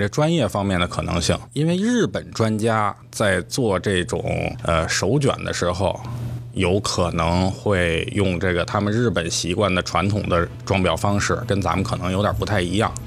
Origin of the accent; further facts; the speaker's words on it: China; 作为中国人